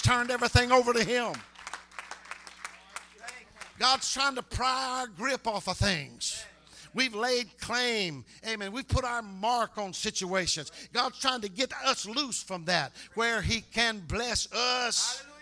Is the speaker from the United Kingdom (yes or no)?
no; Harrisonburg, United States; They used to say that about my hometown. Said, can anything good come out of Harrisonburg?